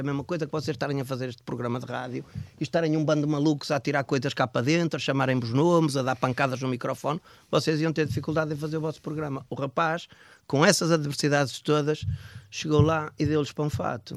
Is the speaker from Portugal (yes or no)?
yes; Braga, Norte, Portugal; eu cresci em Braga. Eu sou um homem, sou um homem, sou um bracarense, considerado um bracarense.